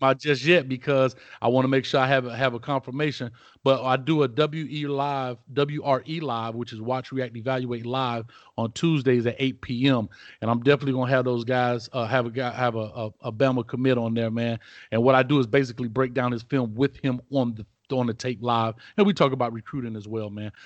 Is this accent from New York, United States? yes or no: no; Miami, Florida, United States; now in Orlando, United States; I'm from Miami originally